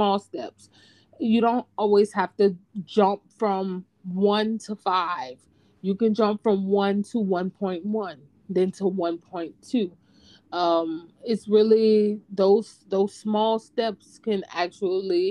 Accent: Opelousas, Louisiana, United States; moved away as an adult; now in Texas, United States; we're originally from the South, Louisiana specifically. You can probably hear it in our voices

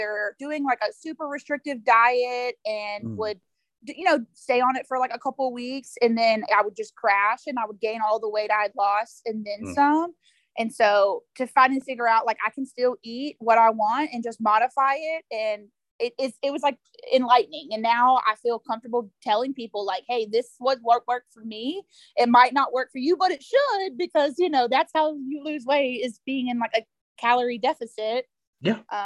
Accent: Texas, United States; I'm from Texas

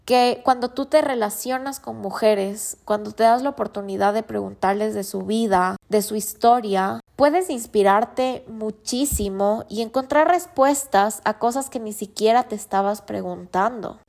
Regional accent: Ecuador; como ecuatorianos tenemos la misión de dar a conocer lo lindo que es nuestro país

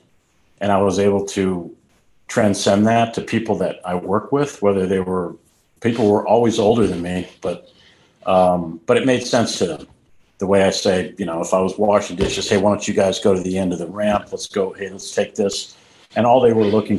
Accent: Boston, Massachusetts, United States; now in Richmond Hill, Georgia, United States; I come from a large kind of Irish Catholic family in Boston, seven brothers and sisters

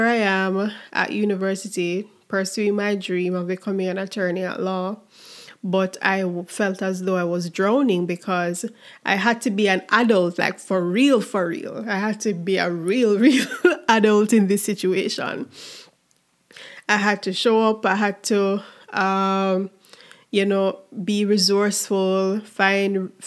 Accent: Jamaica; as a Jamaican, do 1 year at the Mona campus

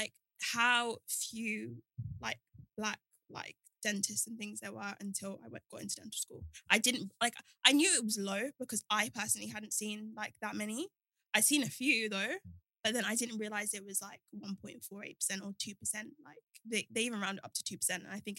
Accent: Nigeria; especially being like Nigerian, it's like be a doctor, be a lawyer.

